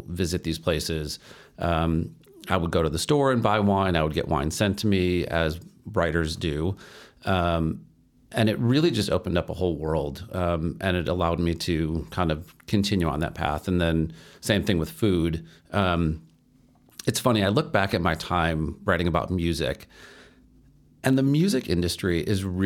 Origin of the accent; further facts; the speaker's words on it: Chicago, Illinois, United States; I'm from Chicago